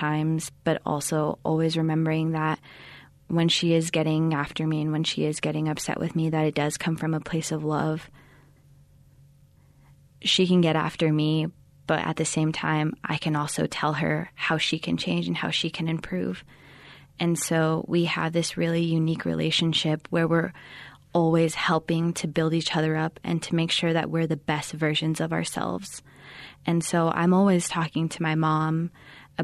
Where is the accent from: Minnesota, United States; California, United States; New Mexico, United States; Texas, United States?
New Mexico, United States; Manuelito; I am from Manuelito, New Mexico